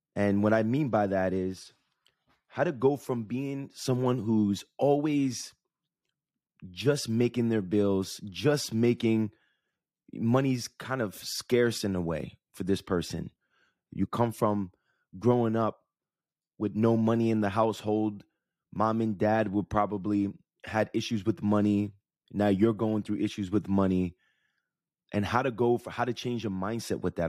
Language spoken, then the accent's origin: English; Jersey City, New Jersey, United States; when I grew up in Jersey City